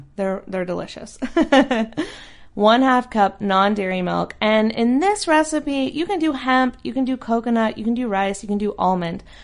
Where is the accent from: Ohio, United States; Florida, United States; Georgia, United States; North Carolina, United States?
North Carolina, United States; now in Southern California, United States; North Carolina where I'm from